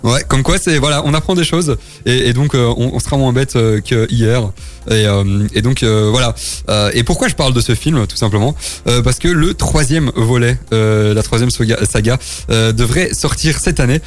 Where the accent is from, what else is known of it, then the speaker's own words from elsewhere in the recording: Pont-à-Celles, Wallonia, Belgium; Je viens quand même de Pontacel